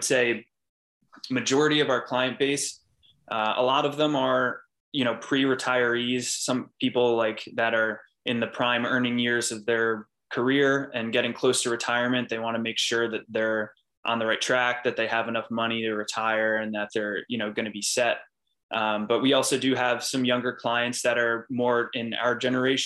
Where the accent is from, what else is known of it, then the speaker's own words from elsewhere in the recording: Wall Township, New Jersey, United States; also born or lived in York, Pennsylvania; I grew up in Wall Township, New Jersey. It's in Monmouth County, right on the beach